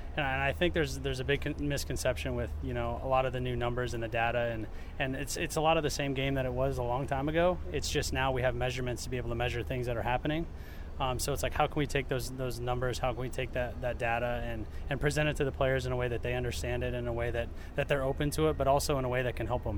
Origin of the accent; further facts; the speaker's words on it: Iowa, United States; moved away as an adult; now in Cleveland, United States; growing up in Iowa and being in Cleveland and in Ohio